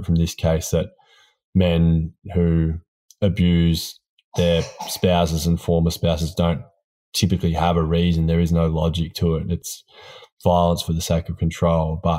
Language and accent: English; Port Fairy, Victoria, Australia; Port Fairy, which is my hometown.